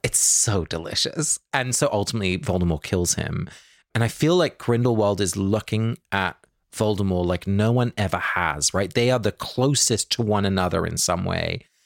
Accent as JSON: {"language": "English", "region": "England", "country": "United Kingdom", "tie": "born or raised there", "said": "both my parents are Dutch, but I was born and raised in England"}